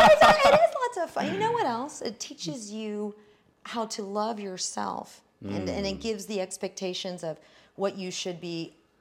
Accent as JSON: {"language": "English", "town": "San Antonio", "region": "Texas", "country": "United States", "tie": "born or raised there", "lives_now": "Austin, United States", "said": "My home is South Austin, but I grew up mostly in San Antonio, which really developed most of my fighting skills. It's very angry, angry town."}